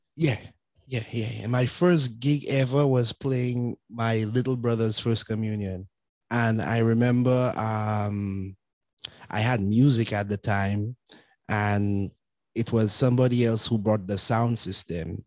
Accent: Castries, St. Lucia; moved away; I grew up I grew up in um Castries, St. Lucia

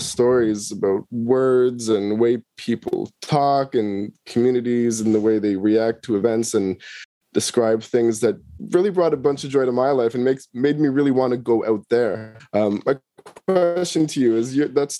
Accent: Toronto, Ontario, Canada; moved away; also born or lived in Nova Scotia; I'm from Toronto, where you live now. And, you know, I grew up around a lot of Black people from the Caribbean.

